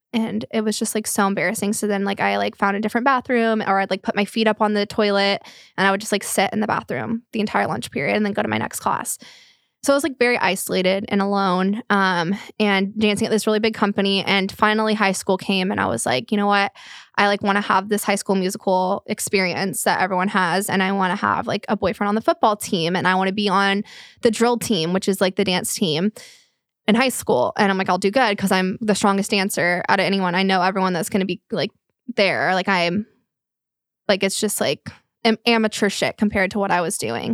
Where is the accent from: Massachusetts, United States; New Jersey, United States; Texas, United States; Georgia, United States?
Texas, United States; Flower Mound; the area we grew up in in Flower Mound